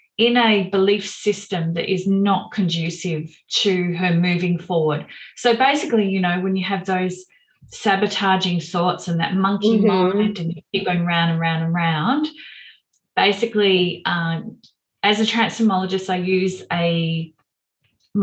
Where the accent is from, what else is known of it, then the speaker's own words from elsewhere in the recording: Melbourne, Victoria, Australia; when I was growing up in Melbourne